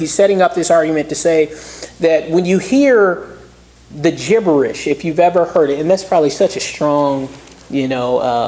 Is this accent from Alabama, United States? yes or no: no; Southeast Georgia, United States; I grew up in Southeast Georgia